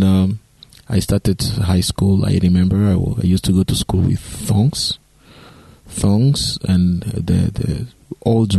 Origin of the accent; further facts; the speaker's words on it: DR Congo; also born or lived in East Africa; I was born in Democratic Republic of Congo, which is a Central African country.